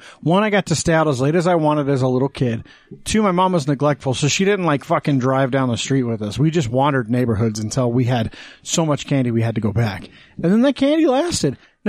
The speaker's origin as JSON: {"language": "English", "region": "Wyoming", "country": "United States", "tie": "born or raised there", "moved": "yes", "lives_now": "Utah, United States", "said": "growing up in Wyoming"}